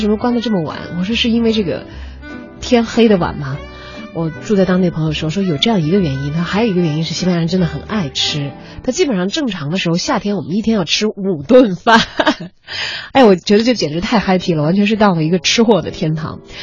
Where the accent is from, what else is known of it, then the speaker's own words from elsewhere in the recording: Chongqing, China; 我是来自于川渝一带的